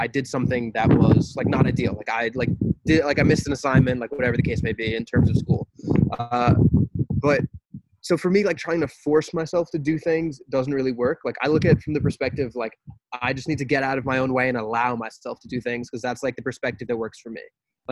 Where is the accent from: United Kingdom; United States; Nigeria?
United States; as American people